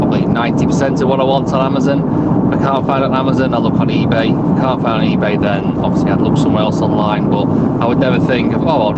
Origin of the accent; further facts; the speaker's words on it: Blackpool, North West England, United Kingdom; I grew up in Blackpool.